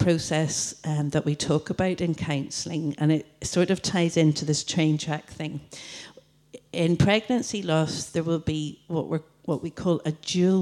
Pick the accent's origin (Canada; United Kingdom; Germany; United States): United Kingdom; Coleraine, Northern Ireland; I'm from Coleraine